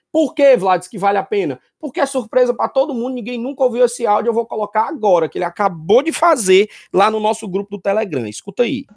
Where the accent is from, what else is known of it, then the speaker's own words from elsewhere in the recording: Pernambuco, Brazil; also born or lived in Piauí; now in Paraíba, Brazil; eu sou nascido no Piauí, criado em Pernambuco e hoje em dia instalado na Paraíba